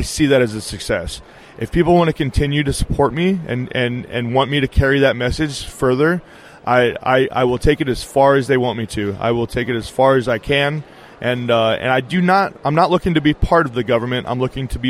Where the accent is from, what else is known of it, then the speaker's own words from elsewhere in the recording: Nevada, United States; I grew up here in Nevada